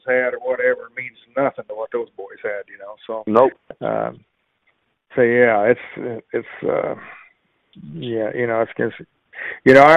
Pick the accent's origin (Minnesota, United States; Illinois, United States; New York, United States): Illinois, United States; Pleasant Hill; my hometown of Pleasant Hill